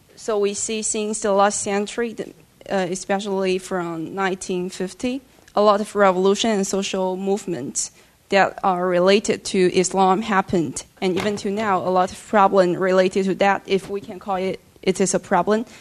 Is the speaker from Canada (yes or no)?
no; China; moved away; from China